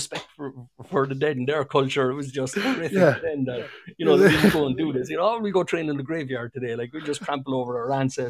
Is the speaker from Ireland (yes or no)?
yes; Cork, Munster, Ireland; accent: Cork; only one of them had enough English to translate my Cork accent.